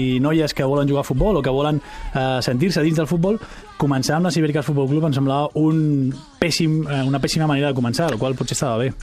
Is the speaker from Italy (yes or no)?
no; Catalonia, Spain; Nosaltres, com a, com a societat catalana